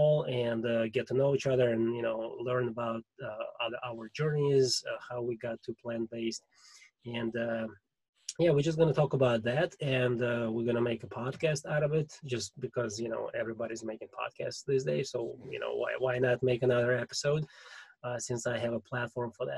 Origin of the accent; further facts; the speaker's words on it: Russia; accent: Russian; English is a second language; My Russian accent totally sucks. I'm trying to get rid of it as much as I can